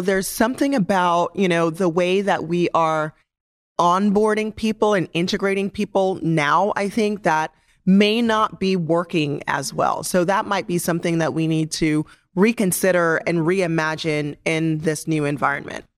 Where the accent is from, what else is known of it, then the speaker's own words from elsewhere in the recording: Jamaica; moved away; as a Jamaican, I always felt like the most important thing about me was not necessarily my age, but where I am from and how I grew up and the fact that I'm an immigrant.